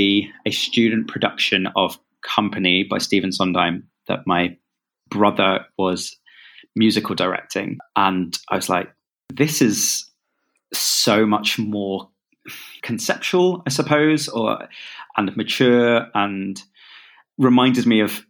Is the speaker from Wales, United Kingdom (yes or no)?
no; London, United Kingdom; I'm from London